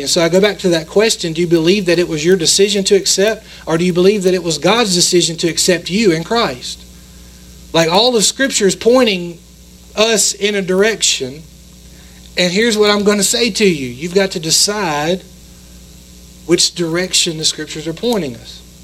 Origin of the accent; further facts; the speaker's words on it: United States; we're American